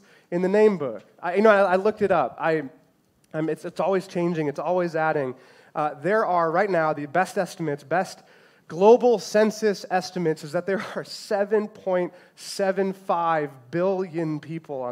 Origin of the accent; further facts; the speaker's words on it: Chicago, Illinois, United States; I grew up in the Chicagoland area